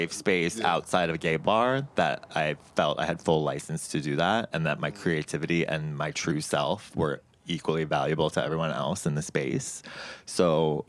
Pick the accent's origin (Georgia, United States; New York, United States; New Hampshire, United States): New York, United States; Long Island; And I grew up on Long Island, which is not New York City by any type of means